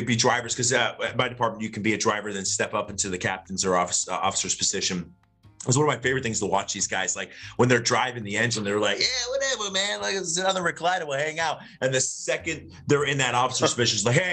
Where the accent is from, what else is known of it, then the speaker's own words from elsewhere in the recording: Florida, United States; I'm born and raised in Florida.